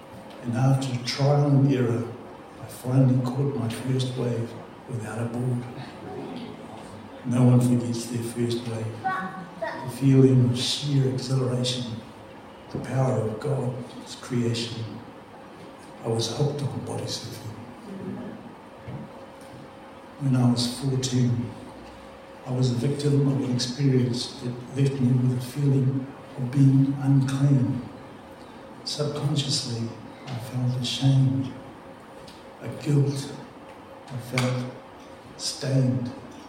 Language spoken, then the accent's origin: English; Gisborne, New Zealand; Growing up in Gizzy, many of you have experienced.